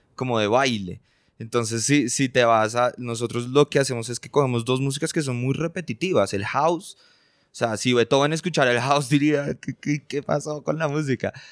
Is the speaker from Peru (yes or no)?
no; Colombia; nosotros somos colombianos